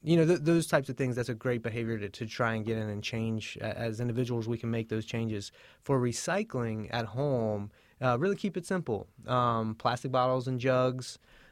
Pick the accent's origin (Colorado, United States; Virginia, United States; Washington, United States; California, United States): Virginia, United States; Hampton; I grew up down in Hampton, Virginia, at the mouth of the Chesapeake Bay. And I was lucky enough to grow up near a tidal tributary.